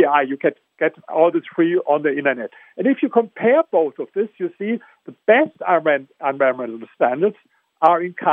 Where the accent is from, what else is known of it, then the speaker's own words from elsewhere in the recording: Germany; accent: German; English is a second language; I come from Germany, as you hear with my accent